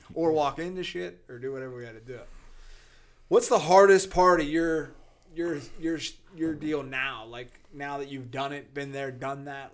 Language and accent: English; Riverview, Pennsylvania, United States; born or raised there